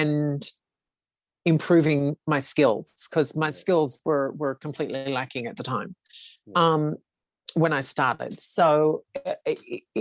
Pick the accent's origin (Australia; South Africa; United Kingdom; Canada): Australia; Being an Australian